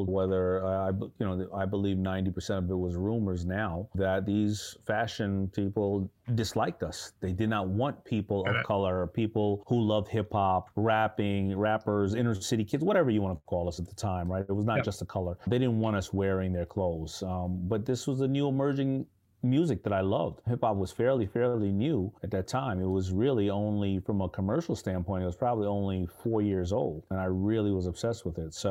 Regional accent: New York City, New York, United States; I grew up in Hollis, Queens.

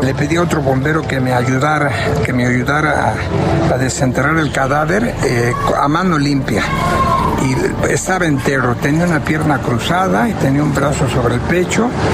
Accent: Mexico; Soy de México y traigo un saludo de mi pueblo, del pueblo de México

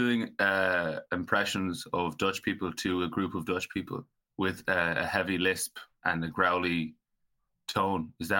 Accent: Galway, Connacht, Ireland; I said I'm from Galway.

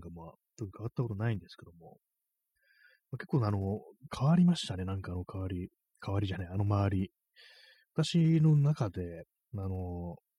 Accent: Tokyo, Japan; 私はもう東京生まれなんですけども

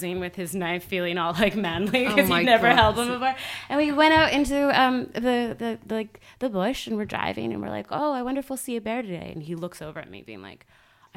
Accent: Mission, British Columbia, Canada; now in Los Angeles, United States; I was raised in Canada. Canadian

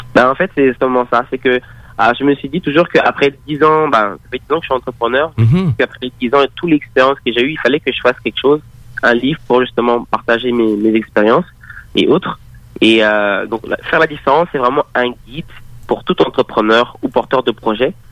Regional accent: Paris, Île-de-France, France; moved away as an adult; now in Montreal, Canada; je suis né en, France, donc à Paris

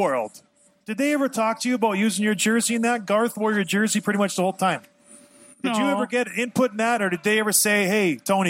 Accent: Edmonton, Alberta, Canada; now in Michigan, United States; Edmonton, Alberta, born.

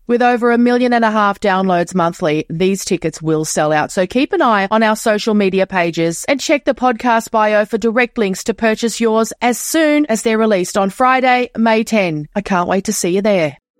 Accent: Toowoomba, Queensland, Australia; now in Geelong, Australia; I come from Toowoomba in Queensland, which is a very similar town to Geelong

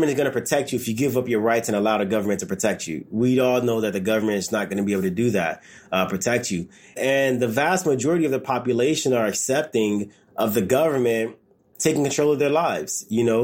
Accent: Los Angeles, California, United States; I grew up in the South LA, the 94 riots

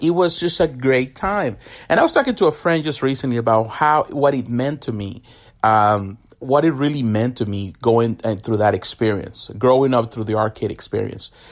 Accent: Mexico; now in United States; I grew up in Mexico.

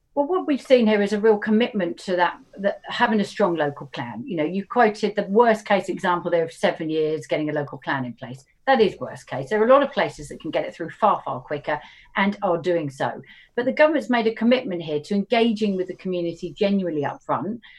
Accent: Horsham, South East England, United Kingdom; moved away; I don't live, but I grew up in Horsham

